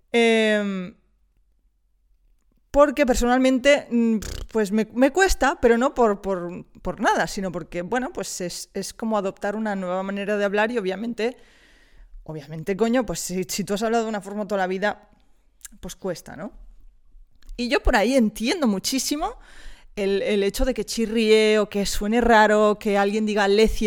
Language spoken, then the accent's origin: Spanish; Wisconsin, United States; Spanish is a second language; Imagínate, te vas a un bar, yo soy eh, de Wisconsin, ¿vale?